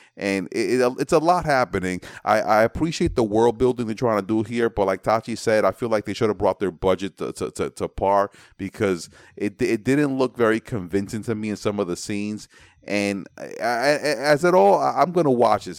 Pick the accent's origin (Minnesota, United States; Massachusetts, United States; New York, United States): New York, United States; New York City; also born or lived in Manhattan / Brooklyn; I'm from the Bronx. I was born in Manhattan. I live in Brooklyn